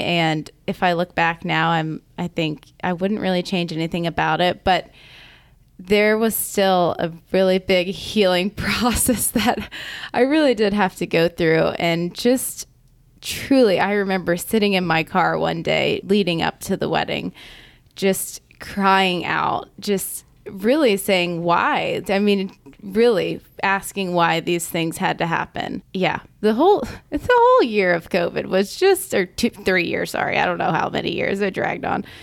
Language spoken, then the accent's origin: English; Augusta, United States; I am from Augusta